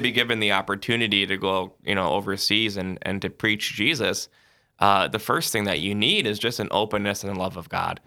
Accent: Sioux Falls, South Dakota, United States; I'm originally from Sioux Falls, South Dakota

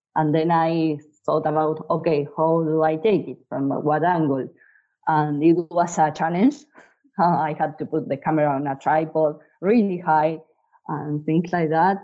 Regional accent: Bahía Blanca, Buenos Aires Province, Argentina; I'm a photographer from Bahia Blanca, Argentina.

